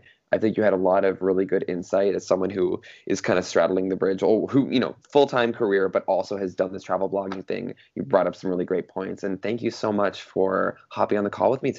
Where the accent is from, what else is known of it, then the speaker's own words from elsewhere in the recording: British Columbia, Canada; also born or lived in California; I grew up in British Columbia before I started in California, then I went to British Columbia, and then I went back to the US.